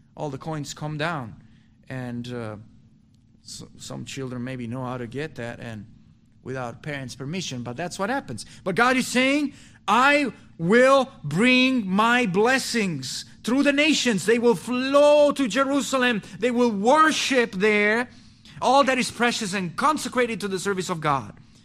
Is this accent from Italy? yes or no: yes; Italy; moved away as an adult; also born or lived in North Italy / Milan; I left my hometown to go to North Italy to plant a church with a pastor